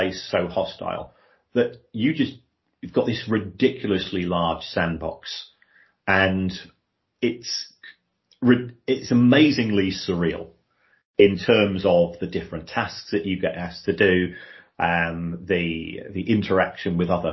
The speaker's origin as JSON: {"language": "English", "town": "Brighton", "region": "South East England", "country": "United Kingdom", "tie": "born or raised there", "also_born_or_lived": "South London / Manchester", "moved": "as an adult", "said": "where I was growing up in Brighton, but we're only 50 miles from London"}